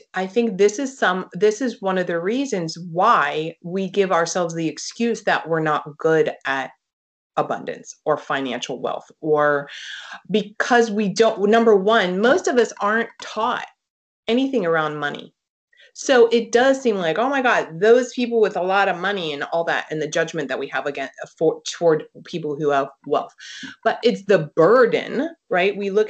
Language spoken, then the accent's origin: English; East Coast, United States; I live now on the West Coast. So this is, I'm from the East Coast.